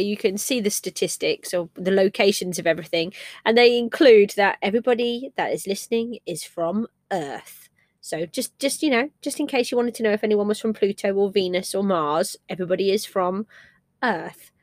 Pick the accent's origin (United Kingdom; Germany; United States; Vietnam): United Kingdom; England; I'm English